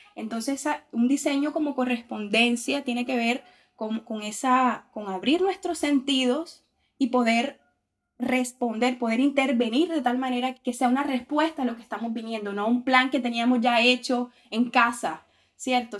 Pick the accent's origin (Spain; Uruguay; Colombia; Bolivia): Colombia; Montería, Córdoba; moved away as an adult; now in Brazil; yo soy de Montería, que es una ciudad que queda al norte de Colombia